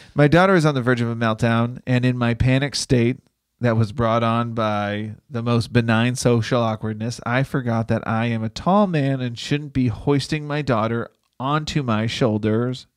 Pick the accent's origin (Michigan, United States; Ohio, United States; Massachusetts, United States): Massachusetts, United States; Boston; I'm from Boston